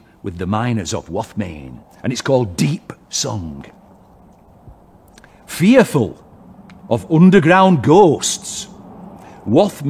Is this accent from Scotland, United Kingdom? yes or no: no; Wath-upon-Dearne, Yorkshire and the Humber, United Kingdom; I'm from Woth, which is just over the hill, I kind of feel at home here.